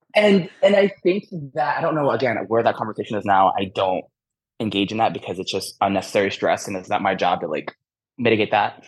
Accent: Michigan, United States; I grew up in Michigan

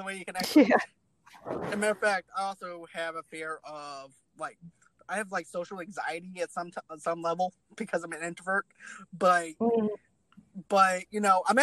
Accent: Boston, Massachusetts, United States; I'm actually originally from Boston

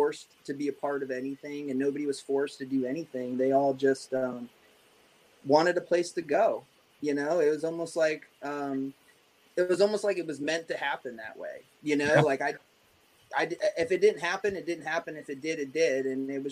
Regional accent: Ohio, United States; now in East Coast, United States; I grew up in Ohio

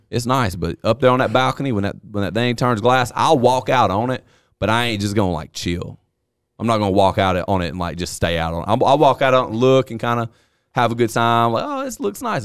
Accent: the South, United States; I'm from the South

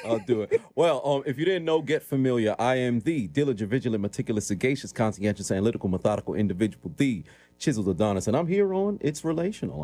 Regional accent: New York City, New York, United States; born and raised in Brooklyn, New York

